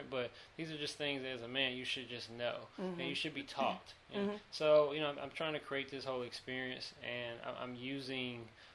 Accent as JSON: {"language": "English", "town": "Charlotte", "region": "North Carolina", "country": "United States", "also_born_or_lived": "Greensboro, North Carolina", "accent": "twang", "moved": "as an adult", "lives_now": "Los Angeles, United States", "said": "I'm from Charlotte, North Carolina."}